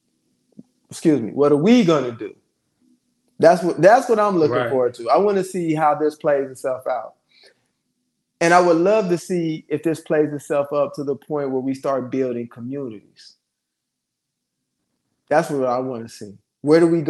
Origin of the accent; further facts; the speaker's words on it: Ohio, United States; my father ended up being, you know, from my hometown and meet my mother and the whole nine in Ohio.